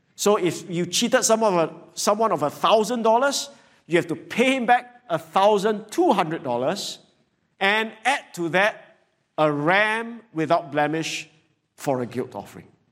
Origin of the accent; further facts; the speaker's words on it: Singapore; as average Singaporean